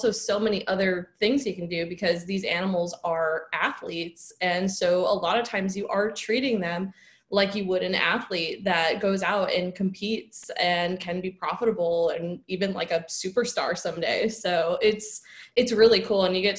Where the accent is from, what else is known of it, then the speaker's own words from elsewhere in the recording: Chicago, Illinois, United States; moved away as an adult; also born or lived in Madison; I'm originally from the Chicago area, and I did my undergrad at the University of Wisconsin in Madison.